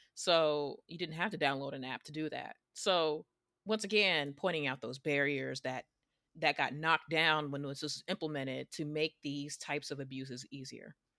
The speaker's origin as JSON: {"language": "English", "region": "New York", "country": "United States", "said": "I'm from New York"}